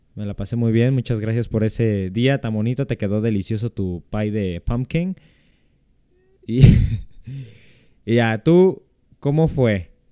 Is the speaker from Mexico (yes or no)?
yes; central/western Mexico, Mexico; yo soy del centro de México, soy del occidente, entonces aquí no se celebra tanto el Halloween